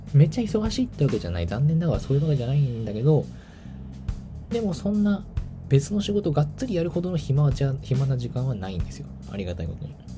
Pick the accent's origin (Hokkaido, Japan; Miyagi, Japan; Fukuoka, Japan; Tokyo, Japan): Tokyo, Japan; moved away as an adult; now in Kyoto, Japan; 私東京出身東京育ち